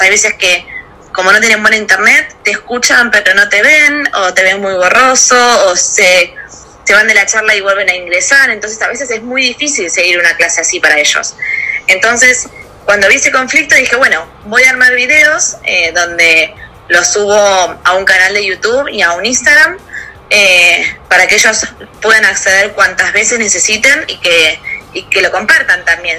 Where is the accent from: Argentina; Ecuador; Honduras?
Argentina; Pinamar, Buenos Aires Province; moved away as an adult; now in Buenos Aires, Argentina; soy nacida en Pinamar en el año 1990 allá en Pina hice toda mi escuela primaria y secundaria